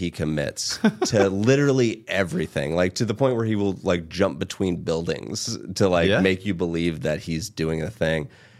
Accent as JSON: {"language": "English", "region": "Ohio", "country": "United States", "tie": "born or raised there", "said": "Yeah. I grew up in Ohio."}